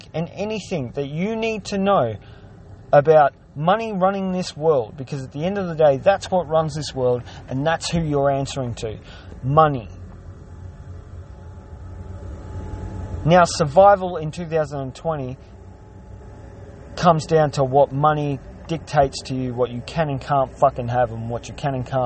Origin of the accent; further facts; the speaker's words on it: Australia; I'm an Aussie battler that turns over less than $34,000 a year